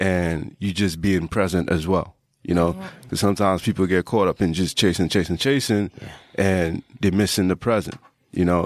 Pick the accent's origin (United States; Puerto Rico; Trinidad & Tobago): Trinidad & Tobago; I grew up in Trinidad